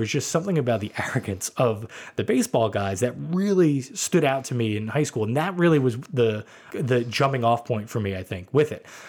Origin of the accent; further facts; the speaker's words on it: New York City, New York, United States; growing up in New York